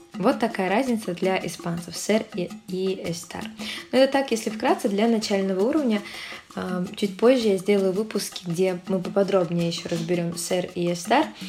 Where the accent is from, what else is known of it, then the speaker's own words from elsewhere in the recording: Saint Petersburg, Russia; Сой де санкт petersburgo я из санкт петербурга